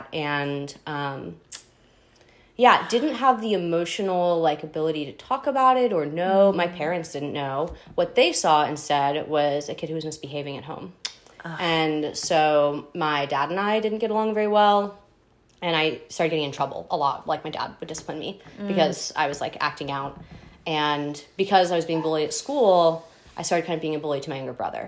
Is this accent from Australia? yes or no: no; Daytona Beach, Florida, United States; also born or lived in Hoover, Alabama; I'm from Florida. We had grown up in like Daytona